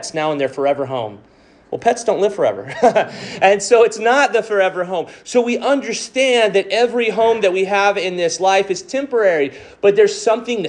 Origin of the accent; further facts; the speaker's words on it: Robstown, Texas, United States; also born or lived in Galveston, Texas / College Station, Texas / Houston, Texas; where I grew up in Robstown, Texas, and that same home that I lived in for those 18 years